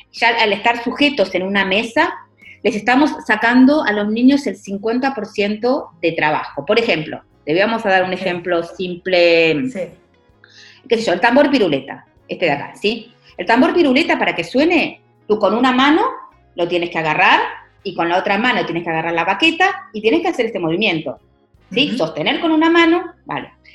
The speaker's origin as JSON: {"language": "Spanish", "country": "Argentina", "also_born_or_lived": "Portugal / Ayamonte, Spain", "moved": "yes", "lives_now": "Seville, Spain", "said": "yo soy, eh, al ser argentina"}